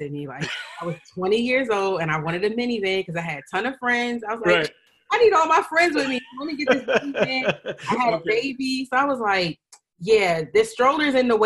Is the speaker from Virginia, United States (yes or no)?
yes; Northern Virginia, United States; So I grew up in Northern Virginia, right outside of DC, the DMV, as everyone calls it.